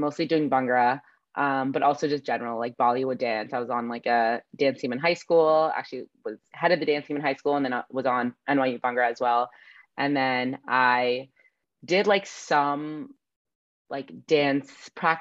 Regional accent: New Jersey, United States; now in Los Angeles, United States; I'm from New Jersey

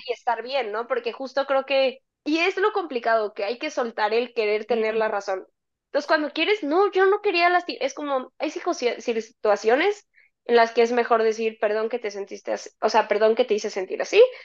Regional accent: Mexico

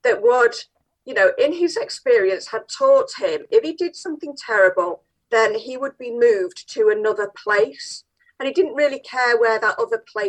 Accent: Manchester, North West England, United Kingdom; I'm quite proud to be born and bred in Manchester, South Manchester

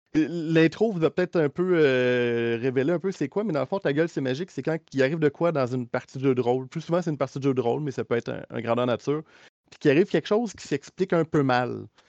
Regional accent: Quebec, Canada; accent: Québécois; je pense par l'accent, on se trahit. on est québécois vraiment pur laine, les deux.

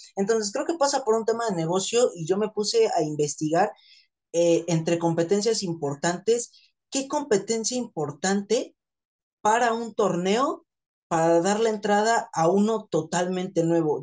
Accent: Mexico; Nosotros somos de, de la Ciudad de México, cines del Estado de México

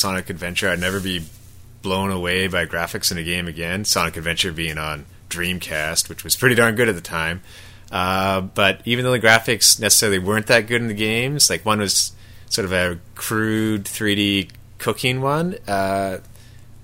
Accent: Canada; I'm Canadian

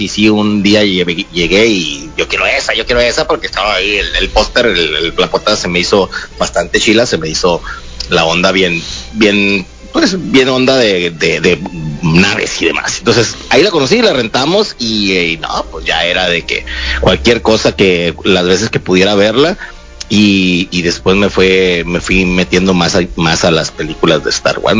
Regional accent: Ciudad Obregón, Sonora, Mexico; también de Ciudad Obregón, Sonora

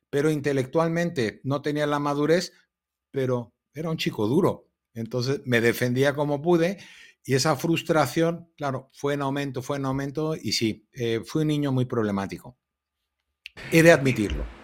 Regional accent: Mexico; also born or lived in Pasadena, United States; yo era un, niño muy feliz, el típico niño californiano, nací en Los Ángeles, California, en Pasadena, en el hospital francés. Y a los cuatro añitos me mudé a México por separación de mis padres.

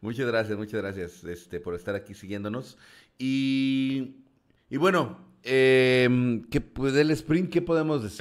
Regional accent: Mexico

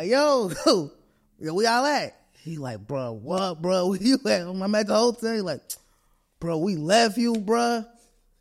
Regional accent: Buffalo, New York, United States; also born or lived in Atlanta; Where I grew up on Genesee

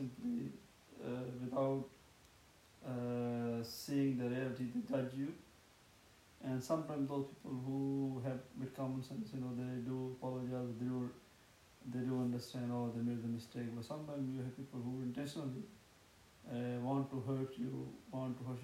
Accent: Pakistan; I'm Pakistani, background and Pakistani

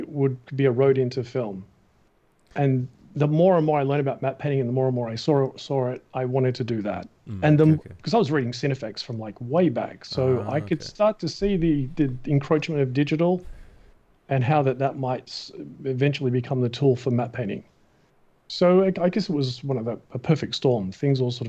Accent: Australia; moved away as an adult; I'm from Australia

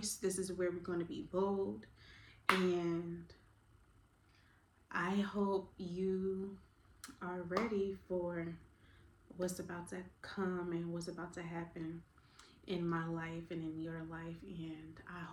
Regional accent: Newark, New Jersey, United States; now in Savannah, United States; I am originally from Newark, New Jersey, by way of Savannah, Georgia, because that's where I live now

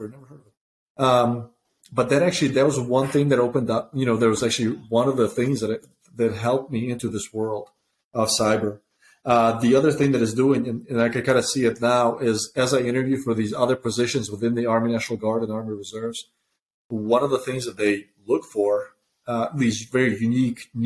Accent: Ukraine; also born or lived in Soviet Union; now in United States; When I was growing up in Ukraine

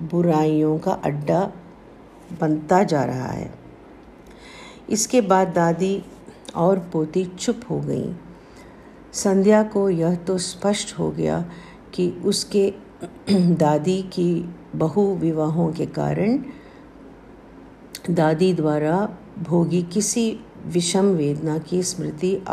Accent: South India, India; मैं south Indian हूँ

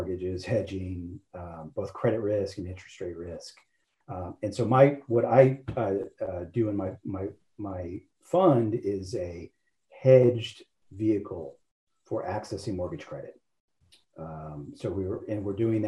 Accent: Shreveport, Louisiana, United States; accent: not a strong Louisiana accent; moved away; I am originally from Louisiana. So my firm Caddo is Caddo Parish, where I grew up.

